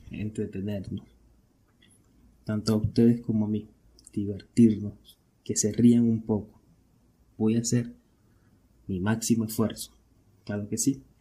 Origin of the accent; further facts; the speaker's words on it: Venezuela; Pero yo soy de Venezuela. Y para nadie es un secreto que esta verga está jodida.